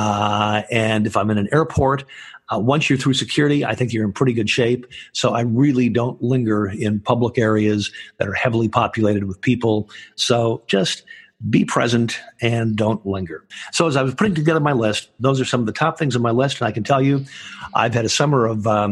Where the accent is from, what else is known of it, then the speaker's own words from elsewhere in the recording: Michigan, United States; now in California, United States; that's where I'm originally from